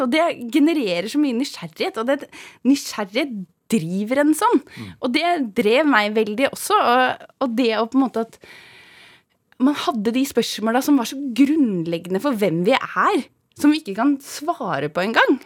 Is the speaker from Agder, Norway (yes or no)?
no; Svindal, Østfold, Norway; Jeg er fra Svindal, heter det. En eh, bygd i Østfold. Så jeg er fra gård. Jeg er odelsjente på en gård i Østfold